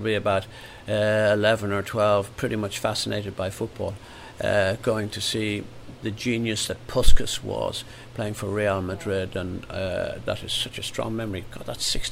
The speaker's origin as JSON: {"language": "English", "country": "Ireland", "tie": "born or raised there", "moved": "as an adult", "lives_now": "England, United Kingdom", "said": "growing up in Ireland"}